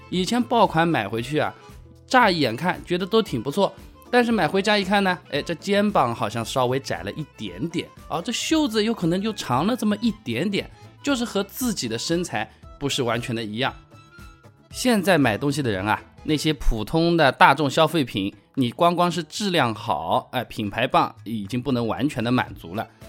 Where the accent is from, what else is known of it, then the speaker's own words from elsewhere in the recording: Hangzhou, Zhejiang, China; 啊，我打给你的，我是杭州的。